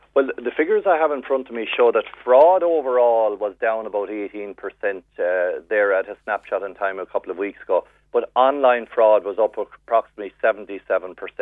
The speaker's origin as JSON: {"language": "English", "area": "West Cork", "region": "Munster", "country": "Ireland", "tie": "born or raised there", "moved": "yes", "lives_now": "Dublin, Ireland", "said": "I'm from West Cork, born and reared"}